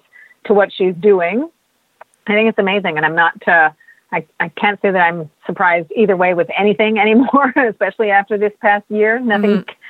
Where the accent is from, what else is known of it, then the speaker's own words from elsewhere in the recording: Canada; as a Canadian